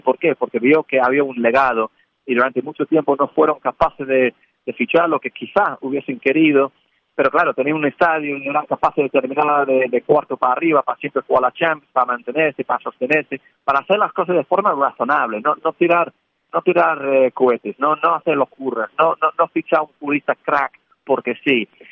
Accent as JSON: {"language": "Spanish", "region": "England", "country": "United Kingdom", "moved": "yes", "lives_now": "Spain", "said": "siendo inglés en España"}